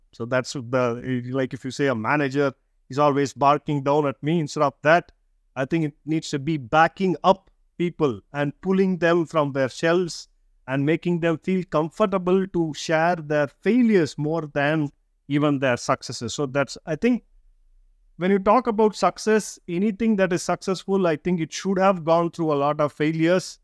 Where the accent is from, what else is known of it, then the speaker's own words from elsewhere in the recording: India; English is a second language; being Indian is we grow up in a diverse environment all our lives to different languages